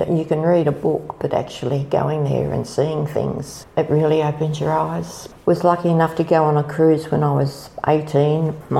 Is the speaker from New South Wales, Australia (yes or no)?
yes; Sydney, New South Wales, Australia; now in Kiama, Australia; No, I was born in Sydney and we came for a drive. I think it was in the early 60s and we fell in love with Kiama. We bought the land in 1970. We came and moved in this house in 1974.